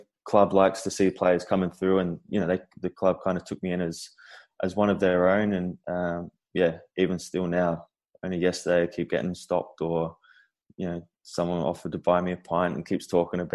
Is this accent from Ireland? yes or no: no; Adelaide, South Australia, Australia; moved away as an adult; growing up in Adelaide